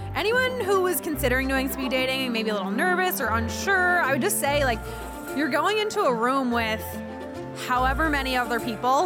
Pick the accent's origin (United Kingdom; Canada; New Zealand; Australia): Canada; North Sydney, Nova Scotia; moved away as an adult; now in Halifax, Canada; North Sydney. So if you were to go to Newfoundland, the ferry goes right through my hometown